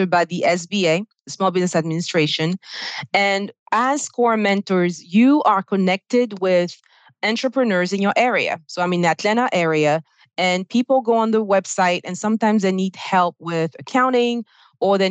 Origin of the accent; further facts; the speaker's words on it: Côte d’Ivoire; English is a second language; now in United States; you probably hear my accent. I'm originally from Ivory Coast on the West African coast, and I speak French.